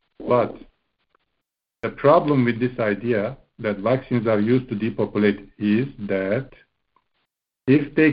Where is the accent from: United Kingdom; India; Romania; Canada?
Romania; Bucharest; English is a second language; I'm from Bucharest, Romania